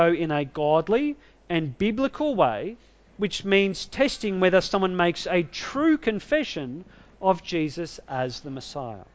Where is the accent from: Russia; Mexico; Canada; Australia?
Australia; I'm an Australian citizen.